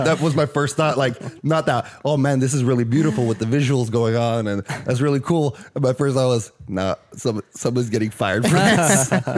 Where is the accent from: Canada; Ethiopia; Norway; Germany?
Norway; English is a second language; moved away; also born or lived in Australia; I'm technically from Norway